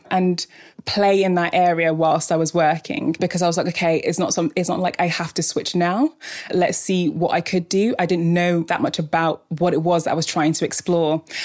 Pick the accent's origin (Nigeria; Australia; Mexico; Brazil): Nigeria; Port Harcourt, Rivers State; also born or lived in Scotland; I grew up in Scotland until I was about nine. It was cold, I loved it, quite hilly, quite idyllic. And then I moved to Nigeria when I was nine. Um, I was in River State, so in the city of Port Harcourt